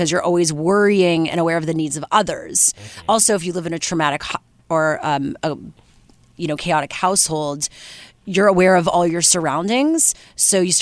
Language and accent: English; Canada